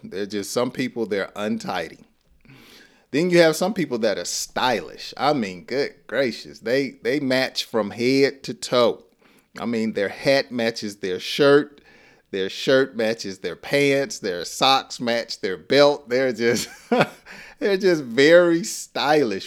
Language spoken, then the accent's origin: English; Georgia, United States; accent: Southern; I'm from Georgia, and and we talk slow